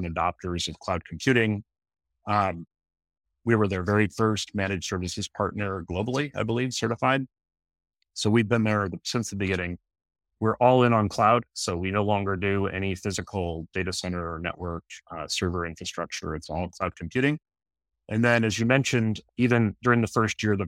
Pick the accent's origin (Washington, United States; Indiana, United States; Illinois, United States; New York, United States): Washington, United States; outside of Seattle; So I was raised in Washington State, outside of Seattle.